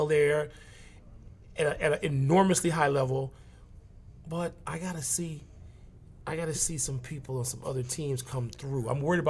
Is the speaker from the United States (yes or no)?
yes; Chicago, Illinois, United States; my hometown team, look at the Bulls